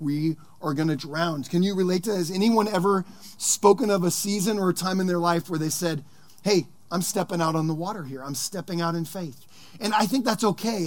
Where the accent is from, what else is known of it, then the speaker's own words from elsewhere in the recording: Sonoma County, California, United States; I grew up here in Sonoma County